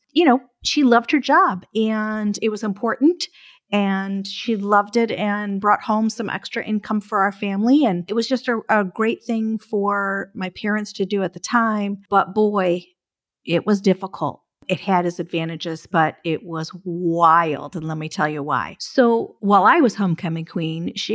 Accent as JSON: {"language": "English", "town": "Birmingham", "region": "Michigan", "country": "United States", "tie": "born or raised there", "said": "I grew up in Michigan and I went to Birmingham Groves High School"}